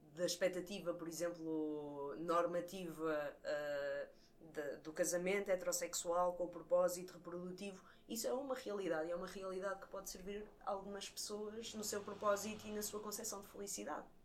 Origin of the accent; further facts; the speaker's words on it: Coimbra, Centro, Portugal; sou cá de Coimbra